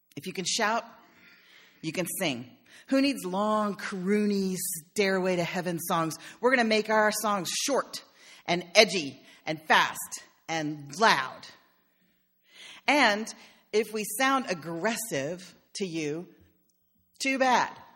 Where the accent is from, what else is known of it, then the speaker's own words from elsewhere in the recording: Philadelphia, Pennsylvania, United States; I'm from Philadelphia, where, where there's a huge Italian ethos to the city